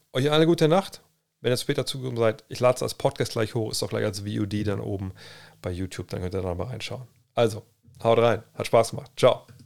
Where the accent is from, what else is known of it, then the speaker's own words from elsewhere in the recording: Cologne, North Rhine-Westphalia, Germany; moved away; bei uns in Köln damals